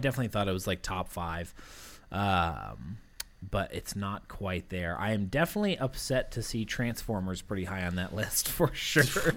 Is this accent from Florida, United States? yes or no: no; Massachusetts, United States; growing up in Massachusetts